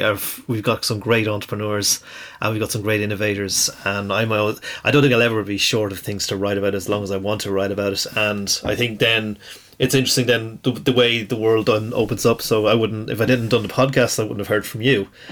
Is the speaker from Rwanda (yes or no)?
no; Ireland